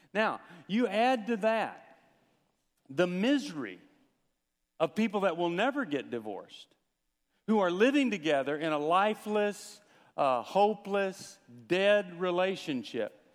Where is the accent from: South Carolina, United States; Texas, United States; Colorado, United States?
Texas, United States; When I was growing up in Texas, I learned to play football